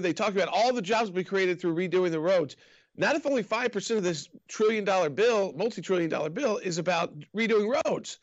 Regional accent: Atlanta, Georgia, United States; I grew up in Atlanta and and grew up in the state of Georgia

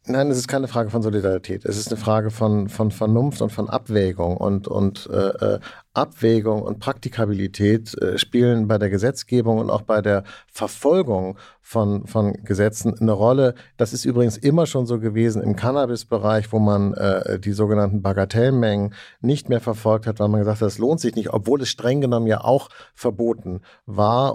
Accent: West Germany, Germany; als Westdeutscher, der ich in, in, in den 70ern und 80ern in Westdeutschland aufgewachsen bin

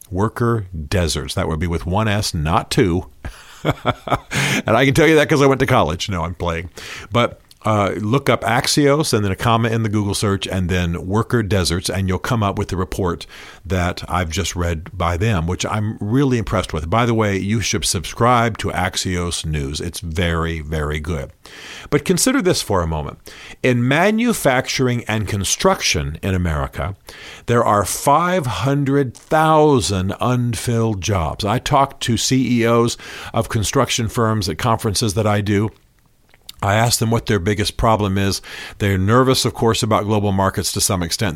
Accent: Germany; now in United States; I grew up in Germany

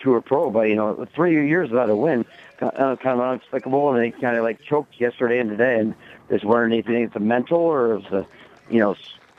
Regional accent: Cedar Rapids, Iowa, United States; now in Des Moines, United States; I'm originally from Cedar Rapids

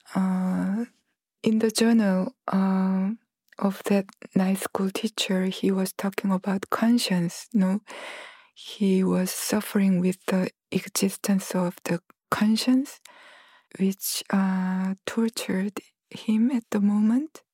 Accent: Gwangju, South Korea; Gwangju, which is my hometown

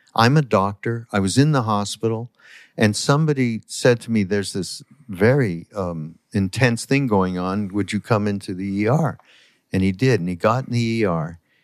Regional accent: Canada; I'm from Canada

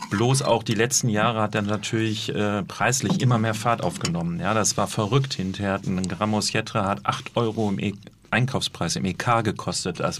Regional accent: North Rhine-Westphalia, Germany; Grünkohl kennen wir auch aus dem Ruhrgebiet, wo ich herkomme.

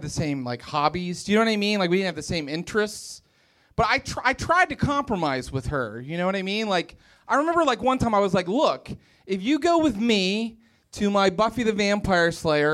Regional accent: Morgantown, West Virginia, United States; We were in my hometown. I'm from Morgantown, West Virginia.

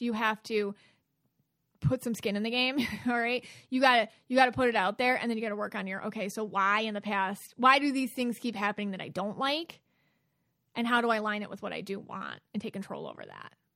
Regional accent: Buffalo, New York, United States; Buffalo, New York, and that's my hometown

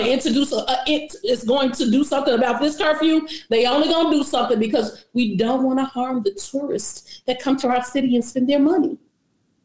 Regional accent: Chicago, Illinois, United States; I lived in the Low End. My neighborhood school was a block away going east

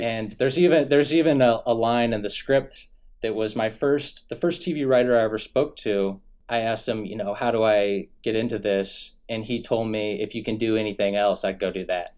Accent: Sherwood, Oregon, United States; I'm from Sherwood, Oregon

